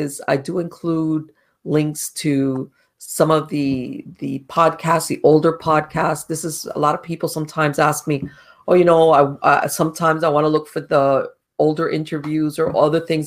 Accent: Miami, Florida, United States; moved away as an adult; now in North Florida, United States; I was born and raised in Miami, and I moved up to North Florida like a year ago

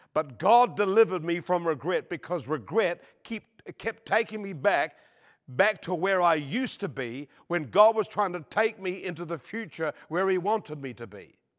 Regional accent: New Zealand; born or raised there; now in Australia

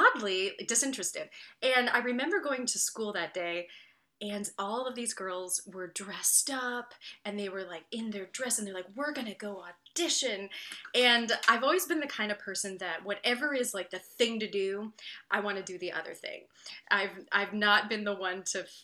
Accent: Winterset, Iowa, United States; So I grew up in Winterset, Iowa. That's my hometown, born and raised

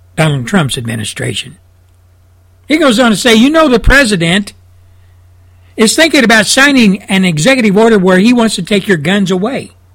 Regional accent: Texas, United States; my home state of Texas

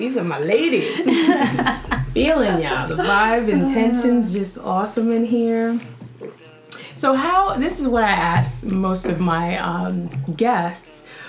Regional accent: Bronx, New York, United States; So, how I met Myesha was like way back in middle school. I came from the Bronx.

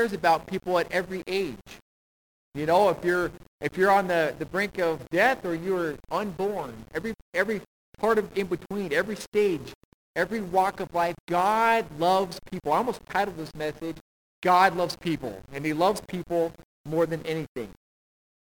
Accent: United States; I was born in America

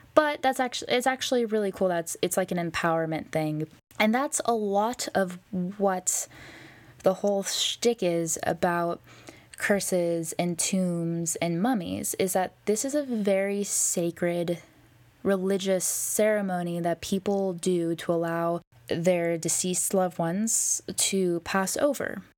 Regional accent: United States; I'm American

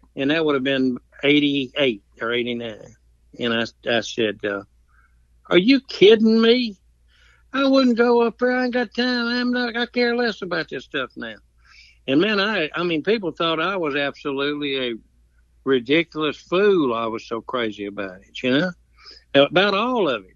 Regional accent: the South, United States; I'm still a Southerner, and I'm still proud of it

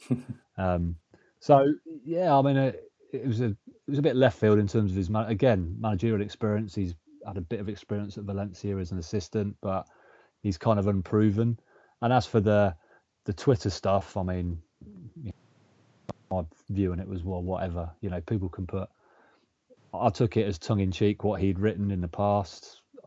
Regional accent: Coventry, West Midlands, United Kingdom; Born and, born and bred in Coventry

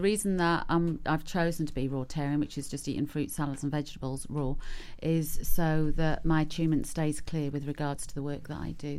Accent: Norwich, East of England, United Kingdom; now in Pembrokeshire, United Kingdom; I come from Norwich. They talk like that where I come from.

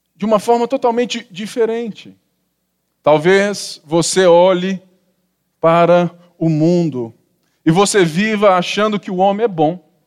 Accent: Barbacena, Minas Gerais, Brazil; quando eu era menino pequeno, lá em Babacena

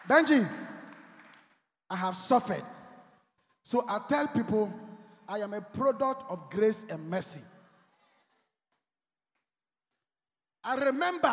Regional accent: Accra, Greater Accra, Ghana; I was walking from Laboni to Osu home as young as I was

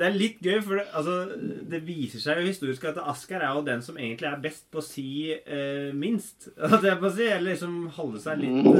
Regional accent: Denmark; eh, jeg er dansk, ja.

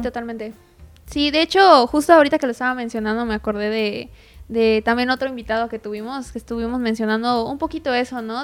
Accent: Yucatán, Mexico; nosotros como artistas yucatecos

